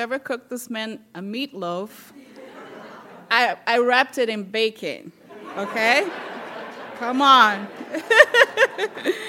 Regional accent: Brazil; moved away as an adult; now in United States; I'm from Brazil, and I came here when I was 20

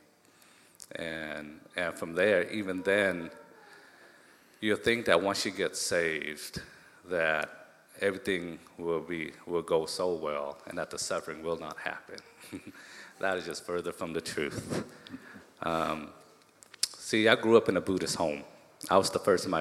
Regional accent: Tacoma, Washington, United States; also born or lived in Cambodia / Thailand; growing up in Hilltop, Tacoma

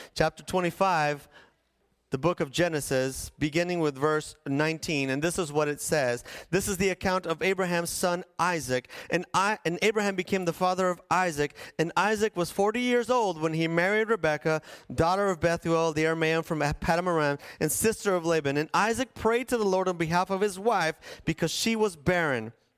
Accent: La Paz, Bolivia; The place where I was born and raised in La Paz was like a fish bowl

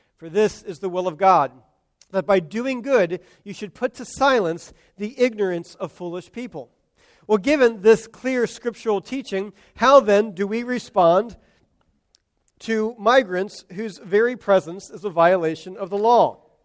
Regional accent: United States; as American Christians

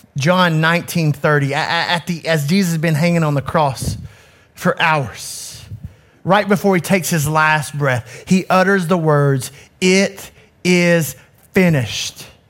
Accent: Knoxville, Tennessee, United States; I grew up in Knoxville in an inner city community

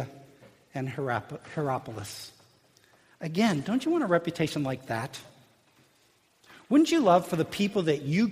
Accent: Illinois, United States; growing up in Illinois

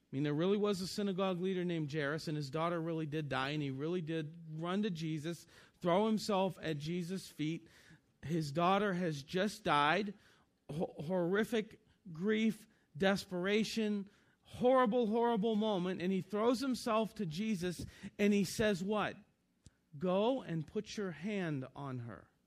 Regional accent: Northeastern Ohio, United States; moved away as an adult; also born or lived in Kentucky; I was born and raised in Northeastern Ohio

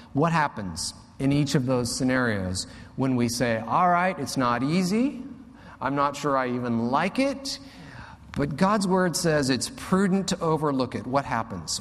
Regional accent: United States; I'm an American

